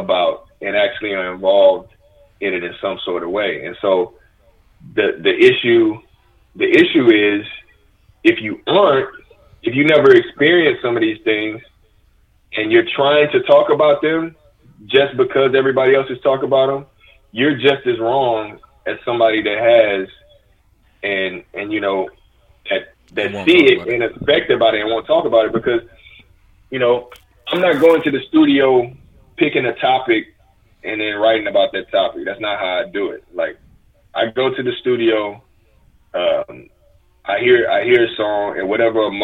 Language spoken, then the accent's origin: English; Houston, Texas, United States; I'm from South Park, Houston, Texas. I'm from the same neighborhood as …, …, all these guys